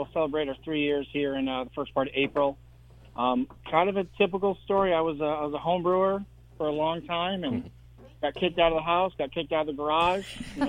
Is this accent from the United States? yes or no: yes; near Ithaca, upstate New York, United States; moved away as an adult; now in Naples, Florida, United States; I'm from upstate New York originally, so I go up there every year.